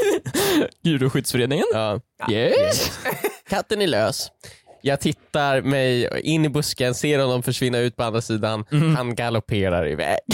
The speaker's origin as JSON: {"language": "Swedish", "town": "Lindholmen", "region": "Stockholm County", "country": "Sweden", "tie": "born or raised there", "said": "Lindholmen där eh, jag, Viktor och jag och Joel är uppväxta"}